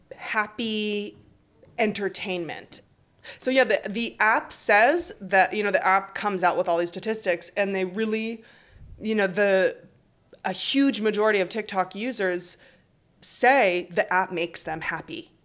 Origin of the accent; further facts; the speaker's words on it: United States; now in Paris, France; I am American